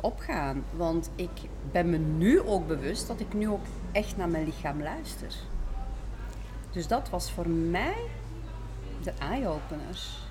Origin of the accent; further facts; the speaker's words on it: Belgium; zoals je hoort, ik kom uit België.